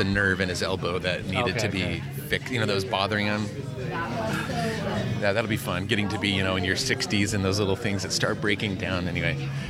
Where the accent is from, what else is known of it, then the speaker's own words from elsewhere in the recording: Alaska, United States; also born or lived in Argentina; now in Portland, United States; I grew up in Alaska